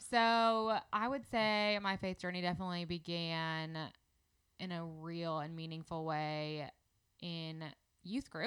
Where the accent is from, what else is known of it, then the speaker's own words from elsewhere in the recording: Indianapolis, Indiana, United States; moved away as an adult; now in Birmingham, United States; I am from Indianapolis